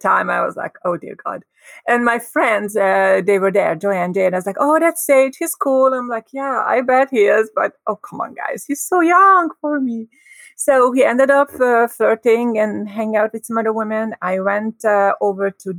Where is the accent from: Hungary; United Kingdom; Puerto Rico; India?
Hungary; moved away; I grew up in Hungary